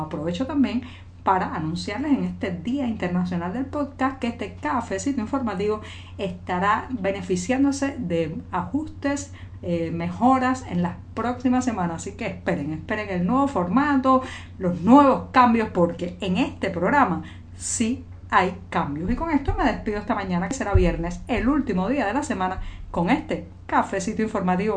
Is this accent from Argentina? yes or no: no; Cuba; cubana, periodista, ciudadana